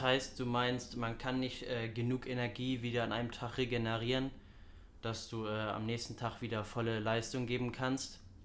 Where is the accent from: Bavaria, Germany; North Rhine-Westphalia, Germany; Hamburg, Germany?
Hamburg, Germany; ich bin 18 Jahre alt, ich komme aus Hamburg, bin Schüler